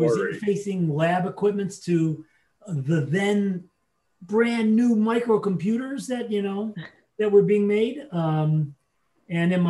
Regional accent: Chicago, Illinois, United States; I'm a Chicago boy

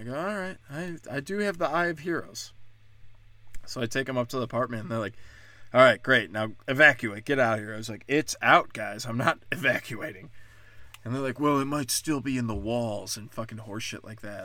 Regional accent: Chicago, Illinois, United States; now in Texas, United States; I'm from Chicago. My whole city burnt down

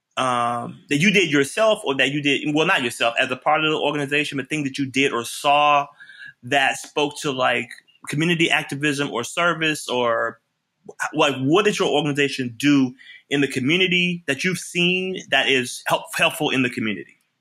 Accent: Memphis, Tennessee, United States; moved away; I'm from Memphis

